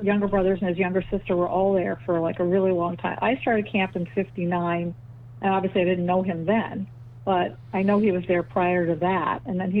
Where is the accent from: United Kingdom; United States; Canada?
United States; New York City, New York; I grew up in Bell Harbor.